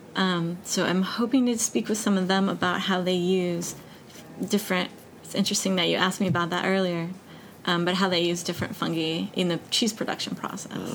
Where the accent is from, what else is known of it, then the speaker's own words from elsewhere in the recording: Denver, Colorado, United States; moved away; I grew up in Denver